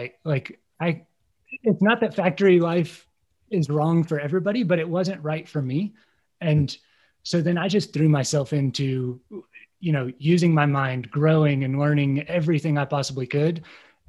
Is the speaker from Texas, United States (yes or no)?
no; Midwest, Indiana, United States; moved away; I grew up in the Midwest, you know, proud Hoosier